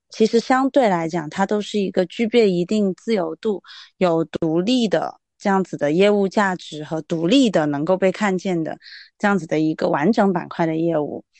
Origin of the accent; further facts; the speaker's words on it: Guangzhou, Guangdong, China; 包括我是广州人嘛